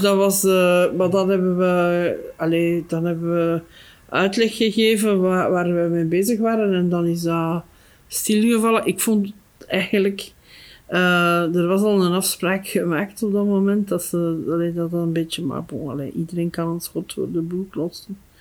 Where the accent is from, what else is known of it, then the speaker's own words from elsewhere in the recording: Flanders, Belgium; Bij ons in Torp, daar staan nog een paar huizen